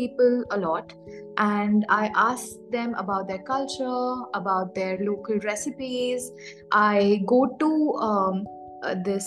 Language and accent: English; Raipur, Chhattisgarh, India; moved away as an adult; now in West Bengal, India; I was born and raised in Raipur, Chhattisgarh.